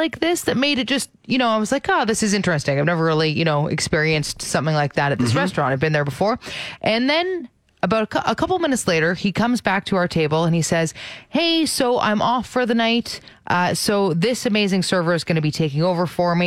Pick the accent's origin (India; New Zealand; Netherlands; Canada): Canada; Ontario; moved away; I'm from Ontario